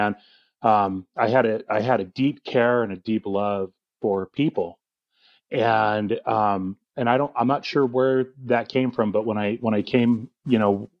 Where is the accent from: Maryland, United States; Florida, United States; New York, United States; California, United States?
California, United States; Orange County; born and raised in Orange County, California